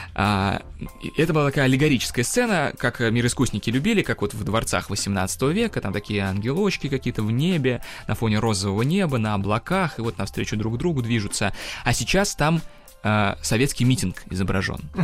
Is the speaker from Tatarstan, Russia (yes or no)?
yes; Kazan, Tatarstan, Russia; now in Moscow, Russia; я родом из Казани.